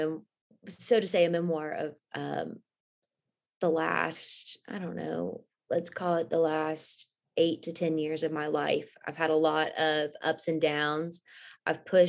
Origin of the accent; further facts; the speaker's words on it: Houston, Texas, United States; moved away as an adult; now in Louisville, United States; I was born and raised in Houston, lived there my whole life